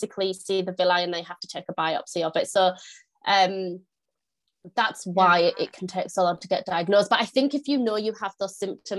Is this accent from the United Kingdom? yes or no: yes; north of the UK, the north of England, United Kingdom; now in York, United Kingdom; if you can't tell from my accent, I am from the UK. I'm from the north of the UK. I live in York.